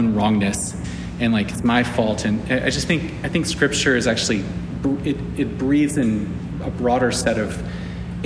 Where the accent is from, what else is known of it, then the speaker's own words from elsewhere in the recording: South Carolina, United States; I'm from South Carolina. Both sides of my family are from South Carolina